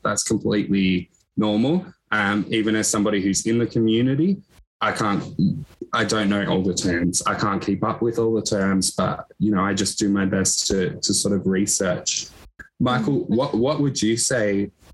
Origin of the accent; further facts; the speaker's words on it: Echuca, Victoria, Australia; i grew up in Echuca, which is a small regional town on the border of victoria and new south wales